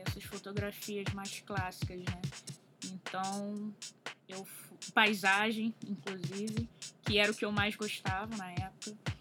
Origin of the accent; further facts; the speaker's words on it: Rio de Janeiro, Brazil; eu tenho 29 anos, sou do Rio de Janeiro